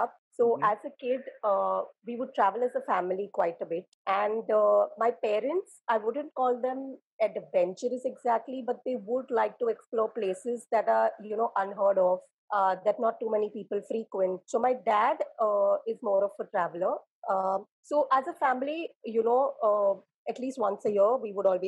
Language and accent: English; Mumbai, Maharashtra, India; I am from Bombay